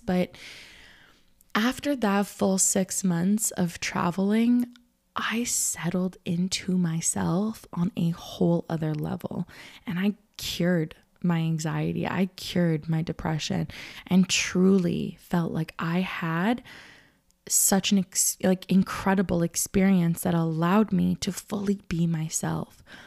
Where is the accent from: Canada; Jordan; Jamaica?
Canada; I'm Canadian. I come, you know, North America